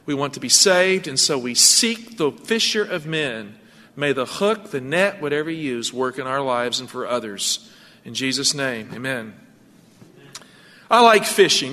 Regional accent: Appalachia, United States; moved away; I grew up in Appalachia.

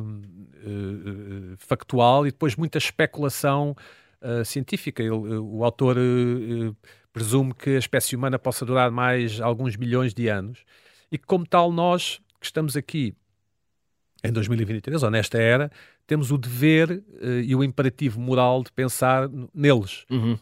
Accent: Portugal; somos portugueses que estão em Portugal em 2023

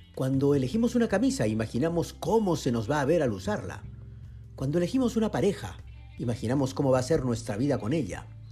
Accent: Peru; como peruano

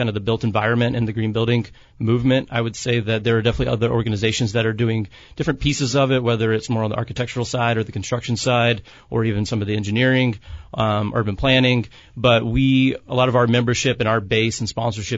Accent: Savannah, Georgia, United States; now in San Diego, United States; I'm actually from the South, from Savannah, Georgia

